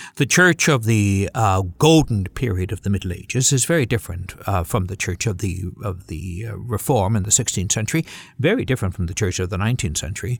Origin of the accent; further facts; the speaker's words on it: Canada; as a Canadian Caucasian.